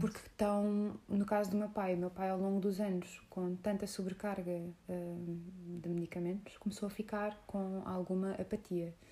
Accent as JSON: {"language": "Portuguese", "country": "Portugal", "said": "sou muito portuguesa por dentro"}